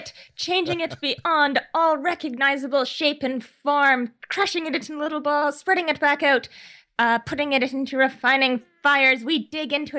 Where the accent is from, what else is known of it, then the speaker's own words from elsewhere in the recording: Canada; I'm a Canadian author and podcaster